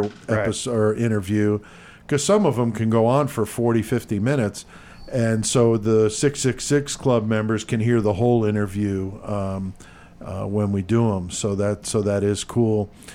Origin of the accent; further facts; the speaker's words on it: Bethel, Connecticut, United States; growing up in Bethel, Connecticut